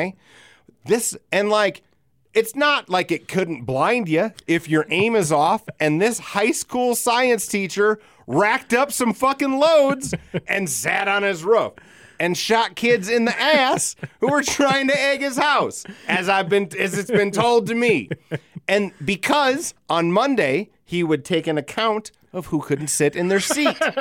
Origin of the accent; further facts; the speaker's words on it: United States; We're from Elsister